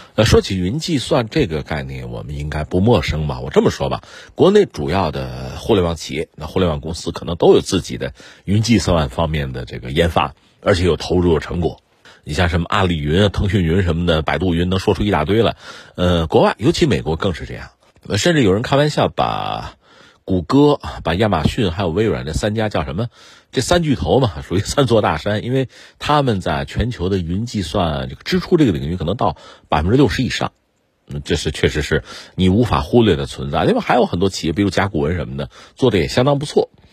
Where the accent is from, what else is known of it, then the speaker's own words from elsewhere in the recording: China; 我们中国人